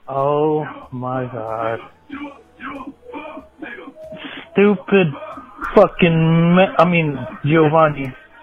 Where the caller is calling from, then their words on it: Atlanta, Georgia, United States; I'm calling from Atlanta, Georgia.